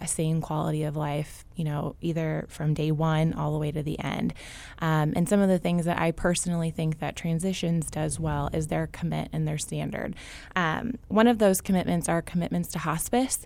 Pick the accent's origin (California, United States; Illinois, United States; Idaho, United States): Illinois, United States; Champaign; I am born and raised in Champaign